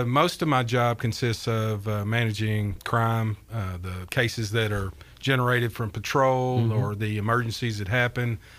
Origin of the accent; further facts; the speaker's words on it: Mount Juliet, Tennessee, United States; I grew up in Mount Juliet